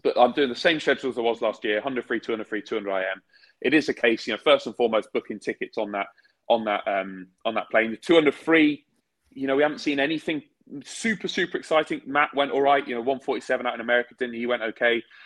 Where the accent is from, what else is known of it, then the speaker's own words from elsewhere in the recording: United Kingdom; we're British.